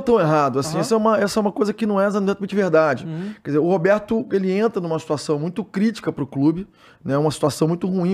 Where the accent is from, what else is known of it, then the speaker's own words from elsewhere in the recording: Rio de Janeiro, Brazil; sou do Médio, então a gente é uma, é uma área que não tem muito lazer ali no Rio de Janeiro